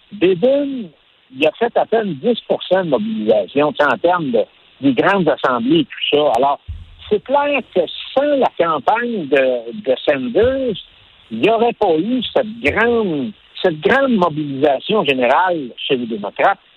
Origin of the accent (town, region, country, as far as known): Quebec, Canada